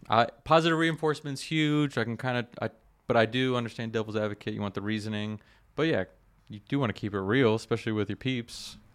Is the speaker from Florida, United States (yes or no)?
yes; South Florida, United States; I grew up in South Florida, you know, jumping in the canals